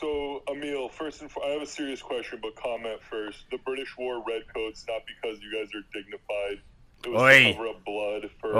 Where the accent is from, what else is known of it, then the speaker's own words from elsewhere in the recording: Arizona, United States; I grew up in Arizona